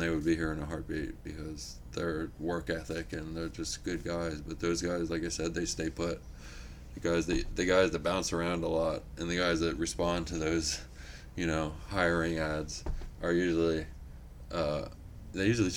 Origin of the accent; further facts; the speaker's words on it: York, Pennsylvania, United States; moved away as an adult; also born or lived in Wilkes-Barre, Pennsylvania; now in Bloomsburg, United States; my hometown of York